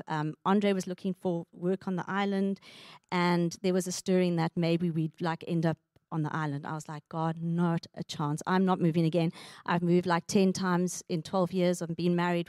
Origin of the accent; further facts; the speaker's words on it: South Africa; moved away as an adult; also born or lived in Richmond, Canada; now in Canada; we are family from South Africa, and four years ago we immigrated